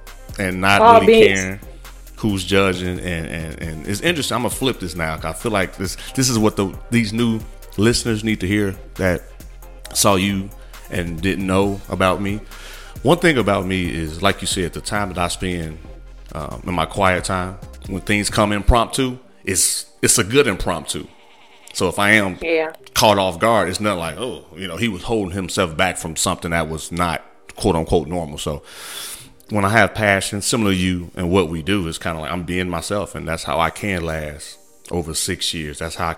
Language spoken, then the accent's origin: English; Midwest, United States; I'm from the Midwest.